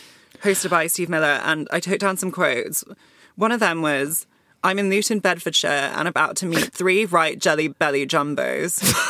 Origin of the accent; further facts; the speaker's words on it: Hong Kong; moved away as an adult; also born or lived in Malaysia; now in United Kingdom; because I didn't grow up in the UK, I grew up in Hong Kong and Malaysia, and so my diet of television was, like, more American reality TV.